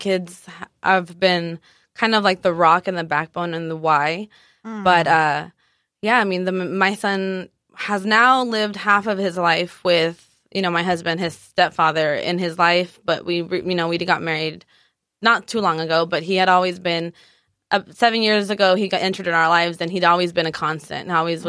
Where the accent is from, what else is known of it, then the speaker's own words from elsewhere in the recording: Guadalajara, Jalisco, Mexico; also born or lived in San Diego / Tijuana; now in United States; I am originally from San Diego, born in San Diego, Woo-hoo. Raised in between TJ and Guadalajara. My mom is from TJ and my dad's from Guadalajara.